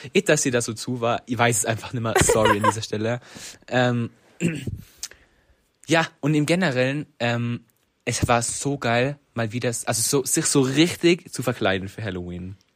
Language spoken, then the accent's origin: German; Reutte, Tyrol, Austria; Ich komme aus Reute.